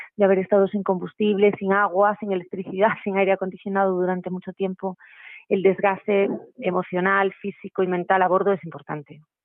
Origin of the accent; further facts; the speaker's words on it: Spain; Nosotros estamos en España y somos españoles